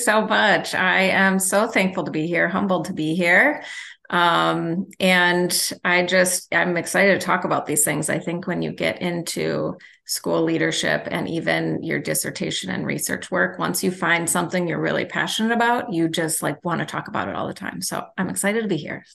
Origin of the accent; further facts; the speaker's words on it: Milwaukee, Wisconsin, United States; also born or lived in Illinois; I'm from Milwaukee